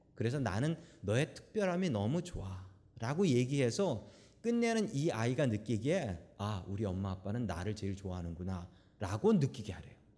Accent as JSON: {"language": "Korean", "country": "South Korea", "tie": "born or raised there", "moved": "yes", "lives_now": "San Francisco, United States", "said": "한국에서 태어난 우리들이 왜 미국 가서 살고 있으며"}